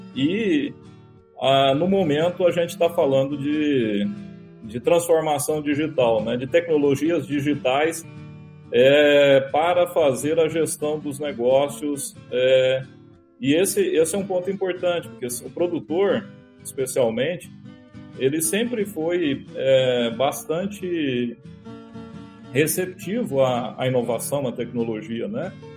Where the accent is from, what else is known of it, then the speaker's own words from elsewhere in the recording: Firminópolis, Goiás, Brazil; also born or lived in São Luís de Montes Belos / Goiânia; Eu sou goiano do interior de Goiás, é uma cidade chamada Firminópolis, né? Nasci numa família humilde